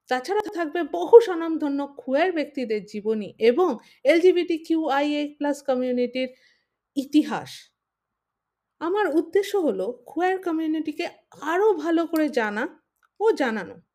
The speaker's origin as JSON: {"language": "Bangla", "country": "India", "said": "আমি একজন ভারতীয় সিসজেন্ডার লেসবিয়ান বাই প্রফেশন আমি সফটওয়্যার ডেভেলপার"}